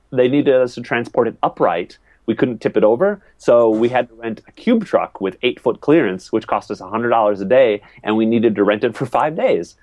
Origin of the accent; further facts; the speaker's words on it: Wisconsin, United States; moved away as an adult; also born or lived in Minneapolis; I'm from Wisconsin